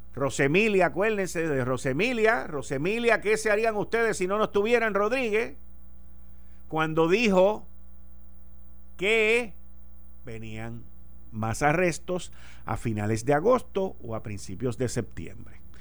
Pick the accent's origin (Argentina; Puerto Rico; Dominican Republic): Puerto Rico